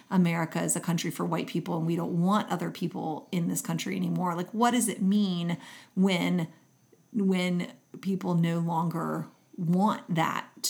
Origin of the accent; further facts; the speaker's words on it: Kentucky, United States; I grew up in Kentucky